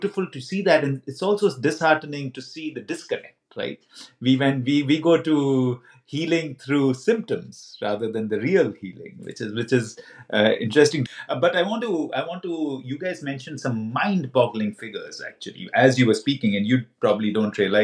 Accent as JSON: {"language": "English", "country": "India", "said": "I come from India as well, and I'm deeply rooted in that culture"}